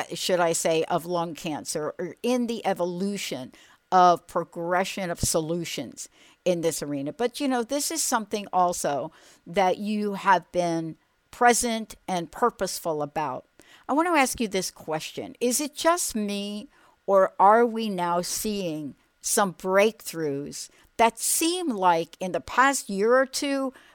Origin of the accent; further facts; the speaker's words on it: New York, United States; I'm a girl from New York